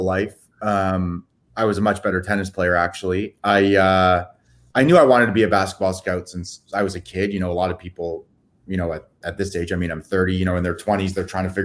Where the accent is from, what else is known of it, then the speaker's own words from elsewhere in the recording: Canada; also born or lived in Toronto; I'm Canadian